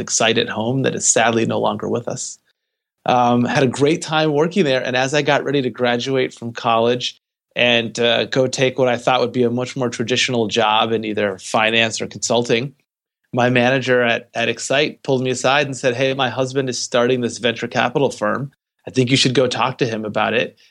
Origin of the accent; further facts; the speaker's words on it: Detroit, Michigan, United States; moved away as an adult; also born or lived in California; I am originally from Detroit, Michigan. I moved out to California to go to school at Stanford